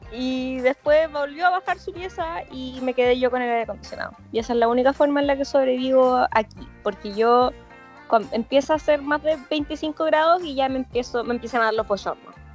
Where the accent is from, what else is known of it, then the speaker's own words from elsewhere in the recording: Chillán, Ñuble, Chile; yo soy de Chillán